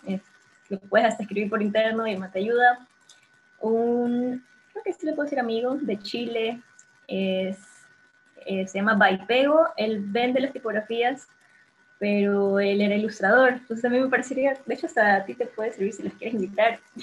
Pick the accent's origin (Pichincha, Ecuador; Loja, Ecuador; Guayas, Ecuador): Guayas, Ecuador; Guayaquil; yo soy de Guayaquil